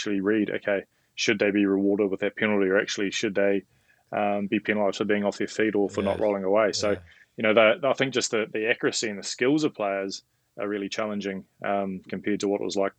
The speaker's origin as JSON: {"language": "English", "region": "Tasman", "country": "New Zealand", "tie": "born or raised there", "also_born_or_lived": "Dunedin / Wellington", "lives_now": "Auckland, New Zealand", "said": "I grew up in Tasman. I studied in Dunedin. I lived in Wellington and, you know, now I live in Auckland."}